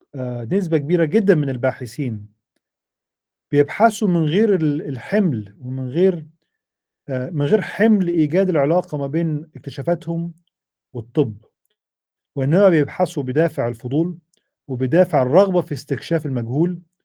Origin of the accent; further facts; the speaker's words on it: Egypt; moved away as an adult; also born or lived in United States; احنا عندنا في مصر